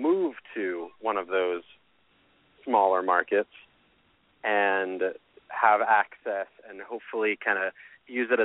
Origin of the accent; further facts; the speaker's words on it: New Mexico, United States; moved away; also born or lived in Chicago; I moved away from New Mexico for a while